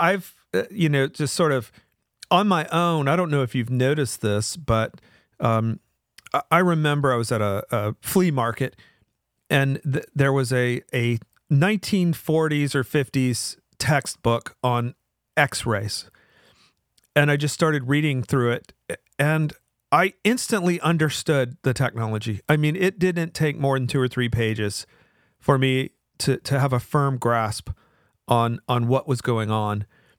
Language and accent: English; the South, United States; accent: Southern; It's sort of like a Southern accent, which, you know, I sort of hide my Southern accent as a way to mask where I'm from.